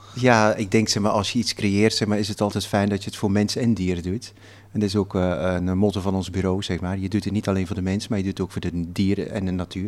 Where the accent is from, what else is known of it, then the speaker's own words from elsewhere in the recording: Flanders, Belgium; Ik kom uit Vlaanderen